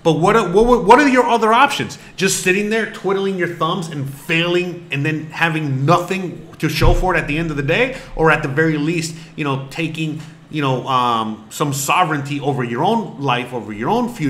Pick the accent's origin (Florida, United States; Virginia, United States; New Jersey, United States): Florida, United States; I'm from Florida